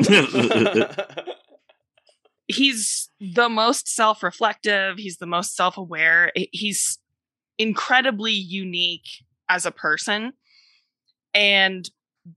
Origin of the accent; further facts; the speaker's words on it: California, United States; I am from California.